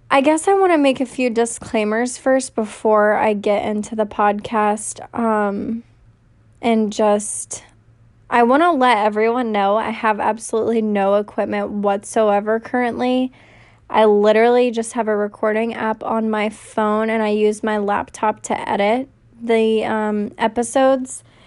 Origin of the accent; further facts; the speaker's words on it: Raleigh, North Carolina, United States; I was born and raised in Raleigh, North Carolina.